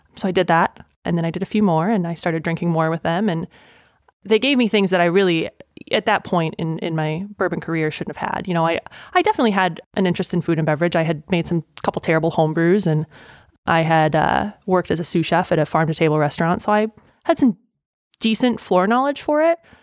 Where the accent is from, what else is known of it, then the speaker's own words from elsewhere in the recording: Burlington, Wisconsin, United States; now in Kentucky, United States; I'm from Burlington, Wisconsin, technically Boner's Lake